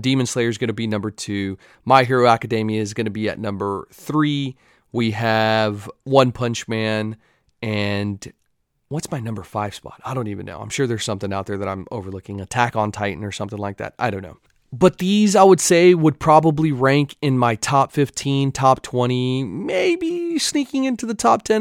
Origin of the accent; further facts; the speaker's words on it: Texas, United States; accent: Texan; I had a Texas jersey